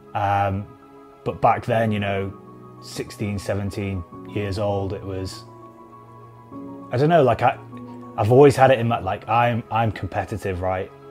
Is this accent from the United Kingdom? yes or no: yes; Preston, North West England, United Kingdom; I come from Preston